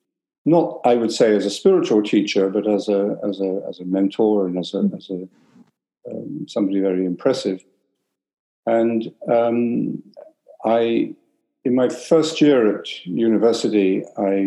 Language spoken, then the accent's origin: English; London, United Kingdom; moved away as an adult; also born or lived in Canada; I was born in London. My father was English, my mother was Irish. So I grew up with two perspectives